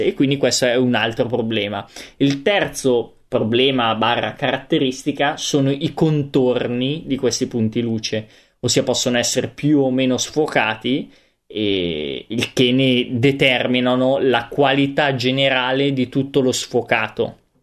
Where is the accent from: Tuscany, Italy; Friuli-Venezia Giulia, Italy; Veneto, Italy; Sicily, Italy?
Veneto, Italy; come un vero Veneto doc.